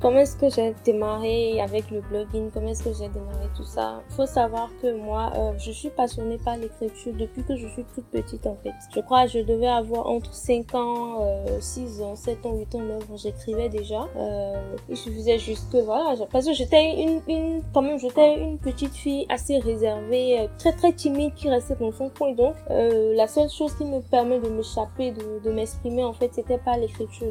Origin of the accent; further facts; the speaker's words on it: Benin; Je suis béninoise